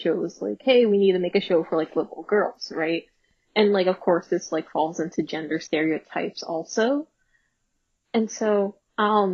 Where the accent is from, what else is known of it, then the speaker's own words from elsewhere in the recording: United States; I'm American